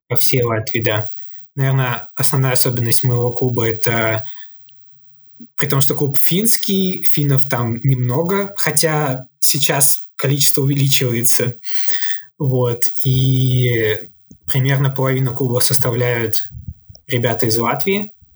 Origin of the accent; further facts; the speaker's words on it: Saint Petersburg, Russia; я вообще родом из Санкт-Петербурга